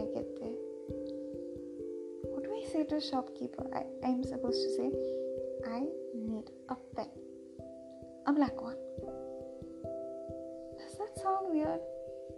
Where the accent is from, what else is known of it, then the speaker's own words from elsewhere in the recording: India; I'm an Indian. And I will specifically mention that I also live in India.